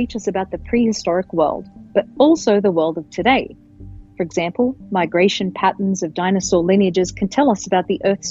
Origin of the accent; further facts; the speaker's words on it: Australia; when I was growing up in Australia, when I was a kid in the 1980s